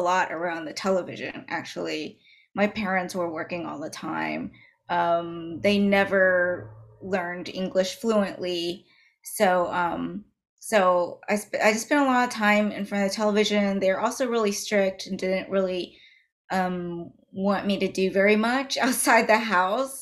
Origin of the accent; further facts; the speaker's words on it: Dallas, Texas, United States; so I grew up in Dallas, Texas. I was actually born and raised